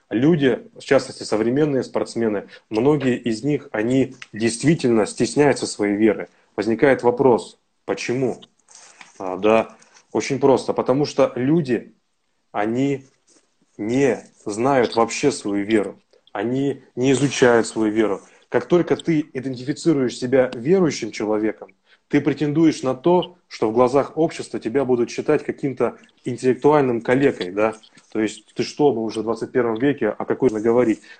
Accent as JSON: {"language": "Russian", "region": "Siberia", "country": "Russia", "tie": "born or raised there", "said": "Потому что я сам тоже вырос и родился в Сибири, да, и жил недалеко от мечети."}